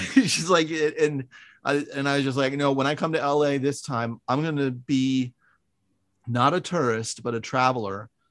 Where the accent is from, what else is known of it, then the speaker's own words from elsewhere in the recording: San Francisco, California, United States; also born or lived in Wisconsin; I'm from San Francisco